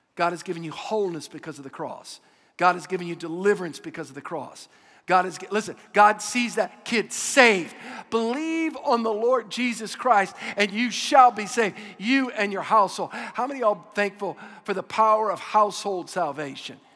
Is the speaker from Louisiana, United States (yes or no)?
yes; Louisiana, United States; I'm from Louisiana. We're all Catholic